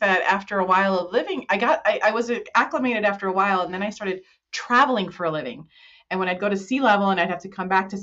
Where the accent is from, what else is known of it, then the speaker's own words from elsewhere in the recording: New Jersey, United States; moved away as an adult; now in Colorado, United States; I'm originally from New Jersey